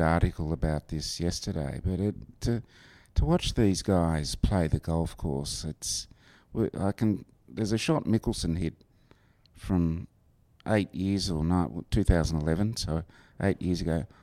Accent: Warrnambool, Victoria, Australia; I grew up in uh, what's called Western Victoria.

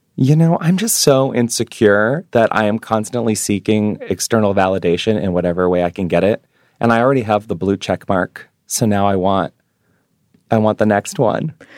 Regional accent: New York City, New York, United States; moved away as an adult; now in Hawaii, United States; being a Jewish New Yorker.

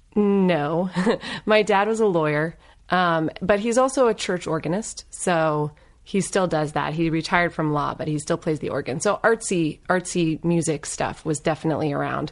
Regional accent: Northern Virginia, United States; also born or lived in Los Angeles; now in Claremont, United States; I grew up in Northern Virginia.

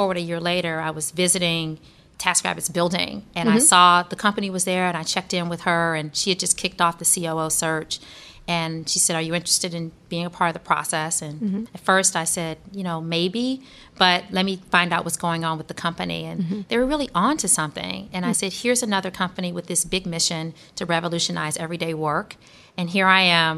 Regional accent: Detroit, Michigan, United States; moved away; where I grew up in Detroit, nobody knew what Google was

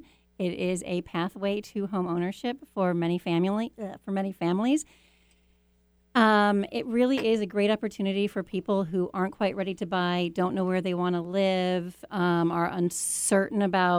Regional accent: Iowa, United States; moved away; I grew up in Iowa

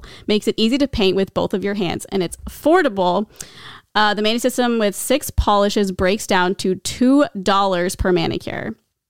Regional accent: Midwest, United States; I'm from the Midwest.

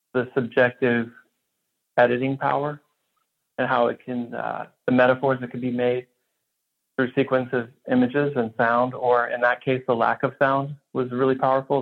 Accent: Houston, Texas, United States; I grew up in Houston, so I was completely surrounded by country western

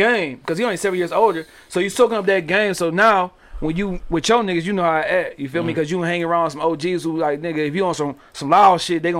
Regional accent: Detroit, Michigan, United States; I'm from the hood. I'm from East Warren, dog, in Cooper

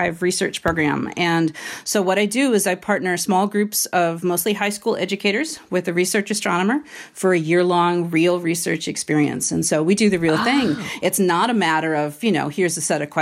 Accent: Washington, D.C. area, District of Columbia, United States; I grew up in the Washington, D.C. area where football is king

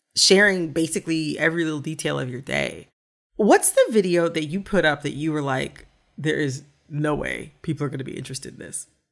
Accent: Michigan, United States; I'm from Michigan too.

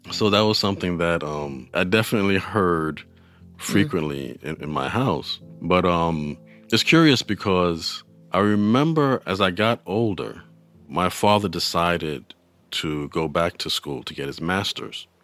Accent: New York City, New York, United States; I'm from New York City. I grew up in the Bronx

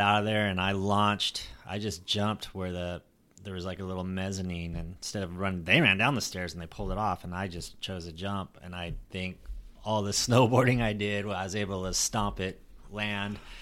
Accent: Long Beach, California, United States; now in San Diego, United States; I grew up outside of Long Beach

